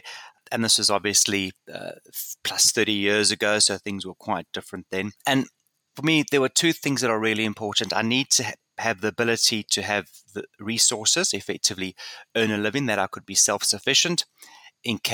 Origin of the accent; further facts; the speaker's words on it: South Africa; growing up in South Africa